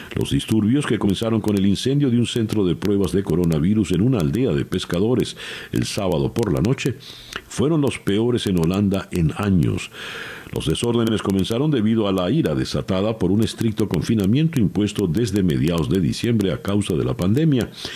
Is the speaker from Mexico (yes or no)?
no; Venezuela